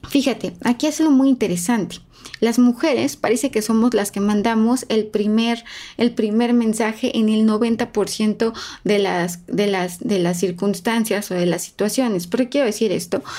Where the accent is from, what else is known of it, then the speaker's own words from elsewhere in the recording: Mexico; somos un país especialmente cálido. Somos eh, los mexicanos, los latinos, somos muy cálidos